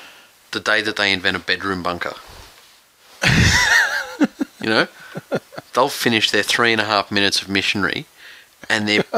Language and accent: English; Bankstown, New South Wales, Australia; born there; because I was born in Bankstown Hospital.